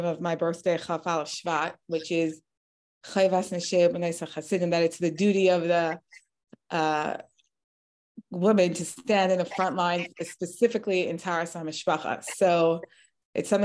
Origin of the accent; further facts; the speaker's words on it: Portland, Oregon, United States; also born or lived in Melbourne, Australia / Los Angeles, California / Israel; my family was sent on shluchas to Portland when I was a young baby. And I grew up here on shluchas